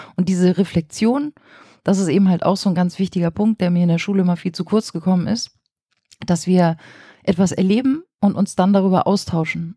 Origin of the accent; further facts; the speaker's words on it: Flensburg, Schleswig-Holstein, Germany; moved away as an adult; also born or lived in Kiel; now in Berlin, Germany; Ich bin an der dänischen Grenze in Flensburg geboren und habe dann in Kiel Lehramt studiert, dann auch ein paar Jahre in Schleswig-Holstein als Lehrerin gearbeitet